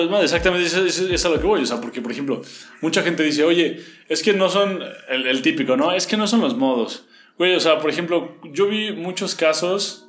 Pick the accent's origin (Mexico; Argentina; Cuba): Mexico; nosotros somos mexicanos